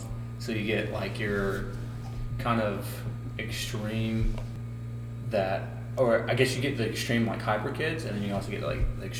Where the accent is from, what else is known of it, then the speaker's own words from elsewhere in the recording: Winchester, Kentucky, United States; Born and raised in Winchester